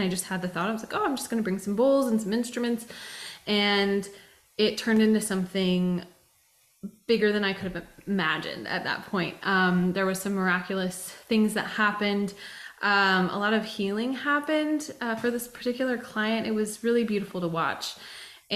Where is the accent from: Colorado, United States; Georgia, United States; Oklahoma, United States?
Colorado, United States; Colorado Springs; moved away as an adult; also born or lived in Phoenix, Arizona; now in Nashville, United States; I was born and raised in Colorado, grew up in Colorado Springs